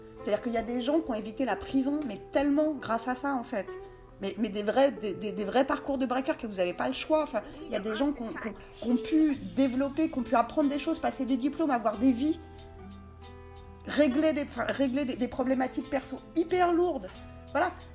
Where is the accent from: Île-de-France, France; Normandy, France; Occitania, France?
Île-de-France, France; Essonne; moved away; also born or lived in New York, United States / Paris; moi, je viens de banlieue, donc du 91